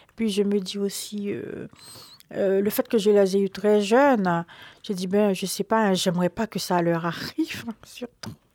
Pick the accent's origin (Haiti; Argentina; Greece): Haiti; now in Paris, France; Je suis haïtienne, je viens d'Haïti. Je grandis euh, avec mon père et ma mère